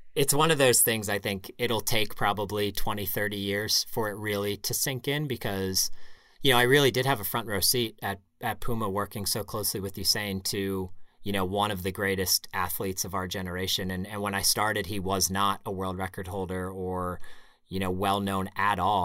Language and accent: English; Pittsburgh, Pennsylvania, United States; moved away as an adult; also born or lived in Connecticut; now in New England, United States; I grew up in Pittsburgh.